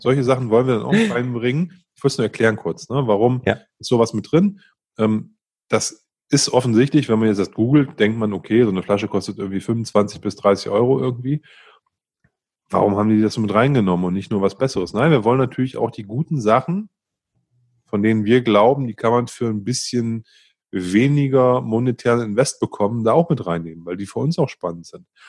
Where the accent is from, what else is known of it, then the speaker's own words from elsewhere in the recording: Northern Germany, Germany; ich bin ein Norddeutscher